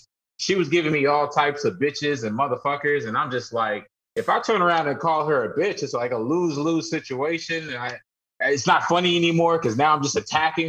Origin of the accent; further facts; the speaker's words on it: Kentucky, United States; moved away; I'm from Kentucky, and they had the first Cane's ever on our college campus